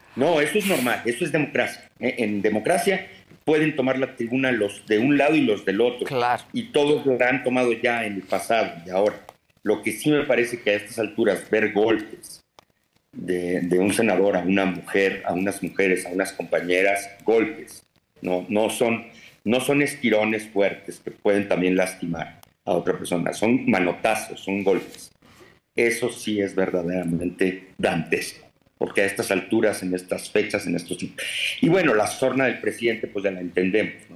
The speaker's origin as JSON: {"language": "Spanish", "country": "Mexico", "said": "como mexicano"}